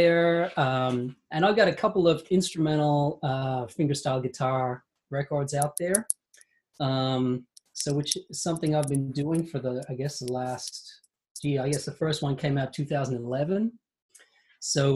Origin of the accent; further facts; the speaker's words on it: Australia; I grew up in Australia